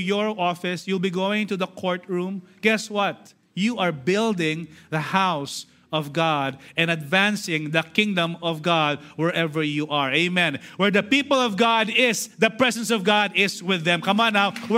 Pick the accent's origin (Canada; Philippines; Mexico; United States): Philippines; we are Filipino citizens.